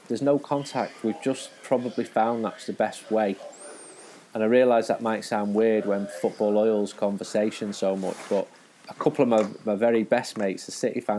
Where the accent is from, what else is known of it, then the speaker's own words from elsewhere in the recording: Manchester, North West England, United Kingdom; And I'm from a very red part of Manchester, Urmston, Stretford.